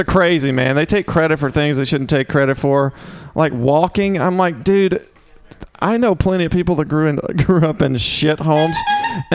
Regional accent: Mississippi, United States; now in San Francisco, United States; I'm from Mississippi

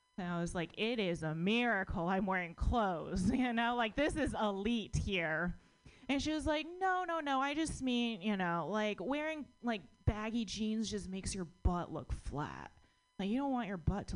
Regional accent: United States; born or raised there

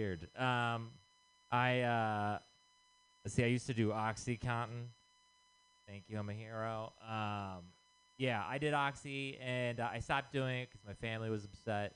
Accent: Texas, United States; moved away; I'm from Texas

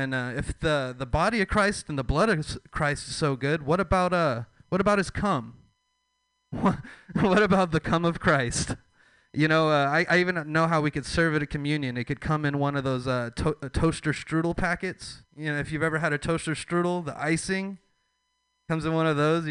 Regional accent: Texas, United States; I'm from the South. I'm from Texas, the Bible Belt

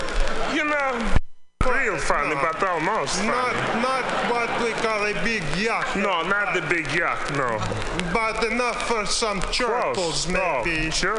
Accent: East Coast, United States; now in Los Angeles, United States; You know, because we're from the East Coast

